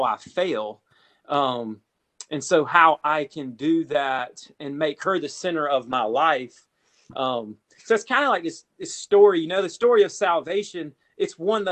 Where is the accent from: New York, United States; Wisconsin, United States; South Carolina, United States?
South Carolina, United States; I grew up in South Carolina.